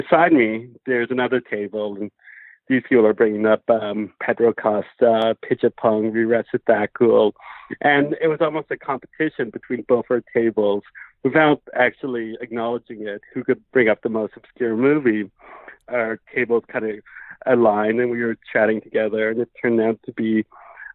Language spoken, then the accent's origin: English; Ottawa, Ontario, Canada; moved away as an adult; now in Toronto, Canada; I grew up in Ottawa, Ontario, and I moved to Toronto in 2010. I would have been 19 or 20